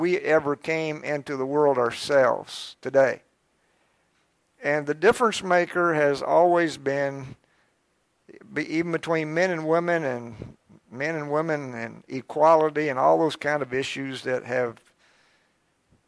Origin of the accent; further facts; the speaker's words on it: Georgetown, Kentucky, United States; I started out in Georgetown, I was born in Georgetown, and I went to school in Scott County for a few years till third grade